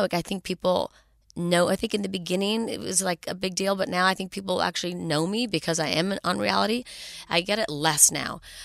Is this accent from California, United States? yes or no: yes; Los Angeles, California, United States; born and raised in Los Angeles